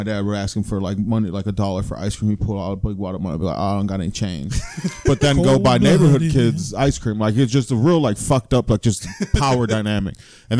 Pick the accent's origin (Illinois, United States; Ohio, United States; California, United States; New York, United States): Ohio, United States; Lorain; I grew up in Lorain and it was very vibrant when I was younger.